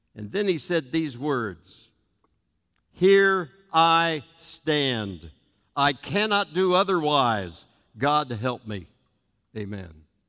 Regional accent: United States; I'm an American by birth, a Christian by second birth, a Nazarene by choice and conviction

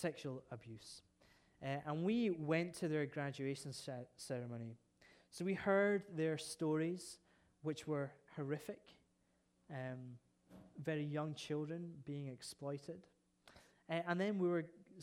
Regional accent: Scotland, United Kingdom; I'm a Scot

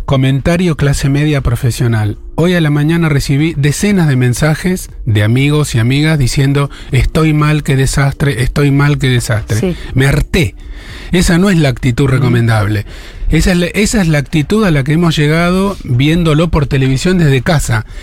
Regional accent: Argentina; Cuando yo nací en Argentina

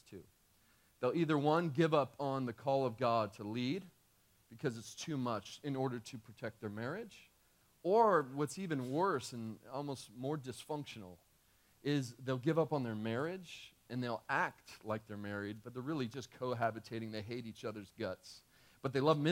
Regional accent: California, United States; moved away as an adult; now in Texas, United States; We're from California.

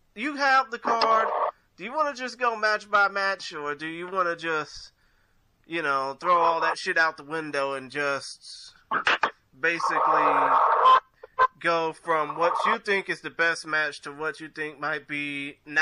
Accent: Texas, United States; I'm from Texas

